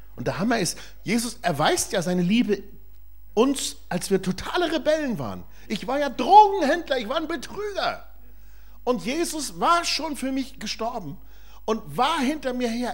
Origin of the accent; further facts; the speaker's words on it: Germany; Wir als Deutsche